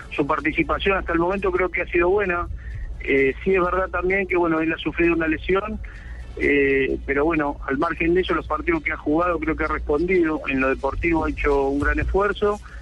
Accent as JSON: {"language": "Spanish", "country": "Argentina", "also_born_or_lived": "Buenos Aires", "said": "ahora sí estoy acá en mi país"}